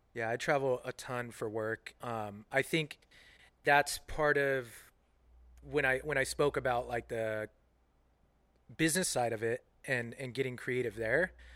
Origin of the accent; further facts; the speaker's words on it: Central Coast, California, United States; also born or lived in Omaha, Nebraska / San Francisco, California; Left Omaha when I was four or five years old came out to California, lived down on the Central Coast for about seven years, and then spent most of my life in, in San Francisco